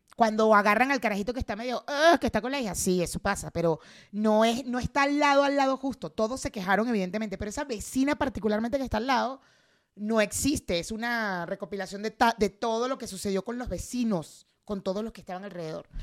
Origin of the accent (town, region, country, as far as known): Mexico